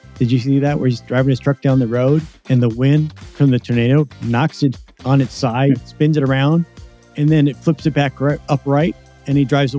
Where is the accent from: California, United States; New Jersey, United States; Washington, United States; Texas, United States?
Washington, United States; Seattle; I'm from the Seattle area as well, so I kind of understand that.